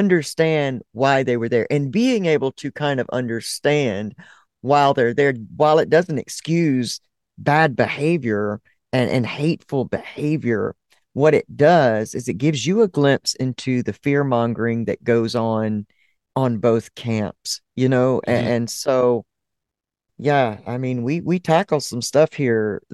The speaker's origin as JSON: {"language": "English", "region": "South Alabama", "country": "United States", "tie": "born or raised there", "said": "I grew up in the South. I grew up in very South Alabama"}